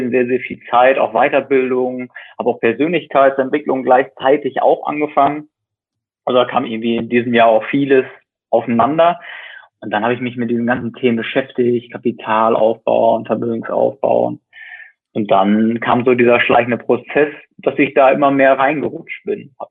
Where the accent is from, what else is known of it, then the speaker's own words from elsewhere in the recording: West Germany, Germany; Also ich komme jetzt aus dem Westen